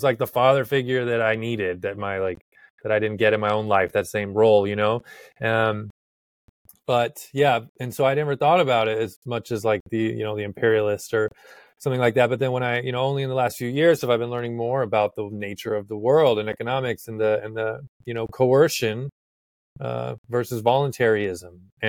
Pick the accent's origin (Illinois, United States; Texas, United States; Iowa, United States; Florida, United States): Texas, United States; now in Virginia, United States; It was quite a shock when I came from Texas, and moving to Virginia, it's totally different.